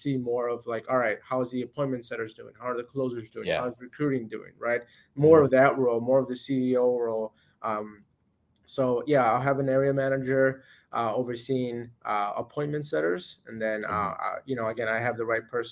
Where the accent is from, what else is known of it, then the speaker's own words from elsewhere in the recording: Florida, United States; now in Illinois, United States; I'm from Florida